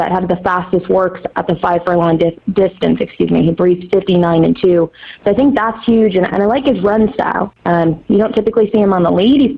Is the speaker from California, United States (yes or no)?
no; Cheektowaga, New York, United States; I grew up in Cheektowaga, right outside of Buffalo